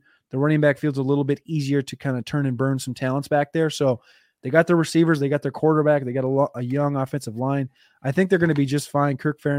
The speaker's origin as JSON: {"language": "English", "region": "Minnesota", "country": "United States", "tie": "born or raised there", "said": "I grew up in Minnesota hating Iowa with my whole heart."}